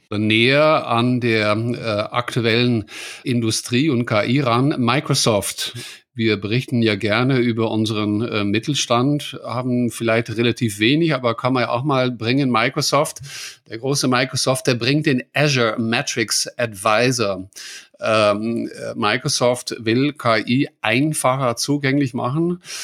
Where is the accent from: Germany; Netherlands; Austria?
Netherlands; German is a second language; ich als Holländer